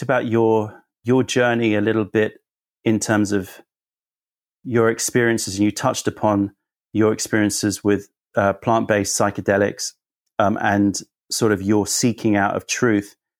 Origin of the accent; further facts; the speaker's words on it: London, United Kingdom; also born or lived in United States; being a Londoner